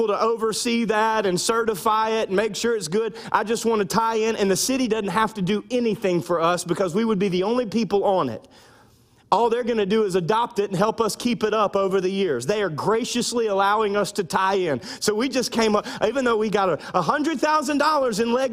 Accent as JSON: {"language": "English", "country": "United States", "lives_now": "South Louisiana, United States", "said": "I'm American"}